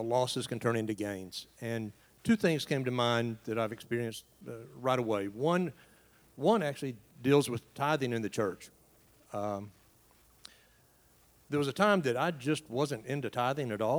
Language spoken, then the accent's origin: English; East Tennessee, United States; moved away as an adult; now in Asheville, United States; Raised in a small town in East Tennessee. Grew up there, then went on to teach about 20 miles away from my hometown